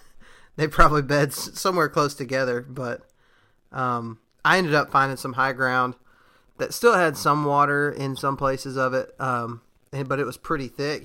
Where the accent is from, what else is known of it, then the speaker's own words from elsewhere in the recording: Texas, United States; moved away; also born or lived in Alabama; I'm from Texas